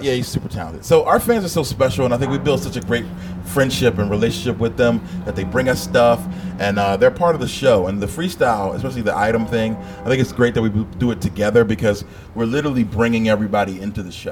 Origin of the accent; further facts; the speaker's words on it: Philadelphia, Pennsylvania, United States; I grew up in Philly